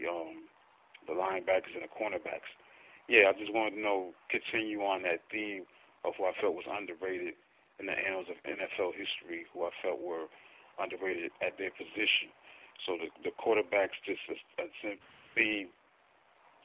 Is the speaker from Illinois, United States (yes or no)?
no; Paterson, New Jersey, United States; I'm from Paterson, New Jersey. I graduated Eastside High School in 1997